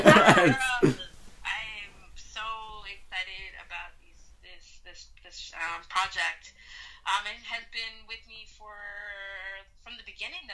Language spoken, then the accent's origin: English; Jamaica; also born or lived in Brooklyn; now in Atlanta, United States; I'm Jamaican! I live in Brooklyn! Yes! I'm Brooklyn Jamaican! And I was like, no, actually, you weren't born there, you know?